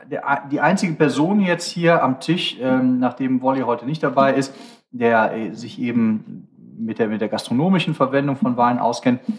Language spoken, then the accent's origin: German; Cologne, North Rhine-Westphalia, Germany; Weil ich als Kölner, wir haben jetzt die meisten Sterne zwar hier im Ruhrgebiet